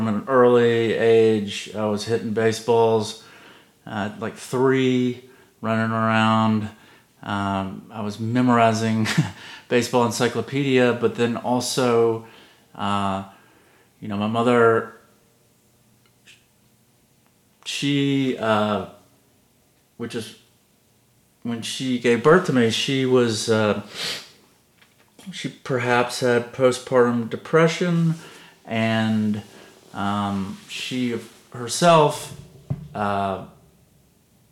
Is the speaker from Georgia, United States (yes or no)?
yes; Savannah, Georgia, United States; also born or lived in Atlanta, Georgia; I'm from the South